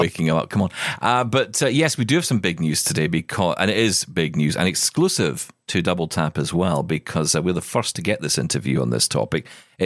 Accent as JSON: {"language": "English", "region": "Scotland", "country": "United Kingdom", "said": "being Scottish"}